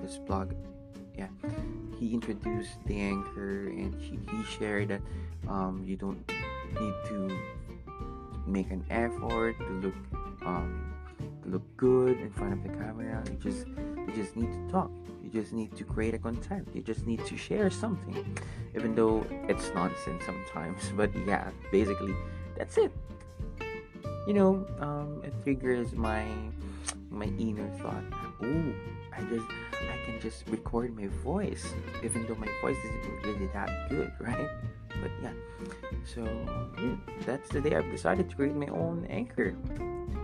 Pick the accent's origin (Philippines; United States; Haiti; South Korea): Philippines; first language Tagalog; English is a second language; my own language, which is Tagalog, because I'm Filipino